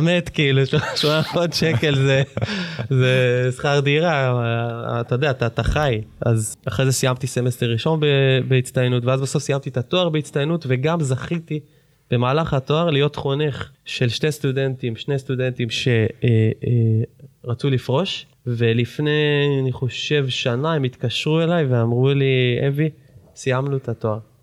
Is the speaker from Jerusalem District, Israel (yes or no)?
yes; Jerusalem, Jerusalem District, Israel; תכונת אה, שטרן בירושלים, מגיל שנתיים ומשהו בערך שלוש, עד גיל איזה 16-17